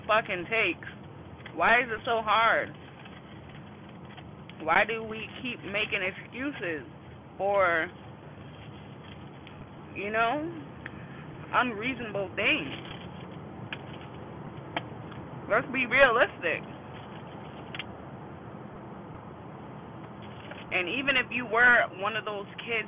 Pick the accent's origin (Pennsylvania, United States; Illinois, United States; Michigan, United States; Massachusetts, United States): Massachusetts, United States; Boston; I'm from Boston, Massachusetts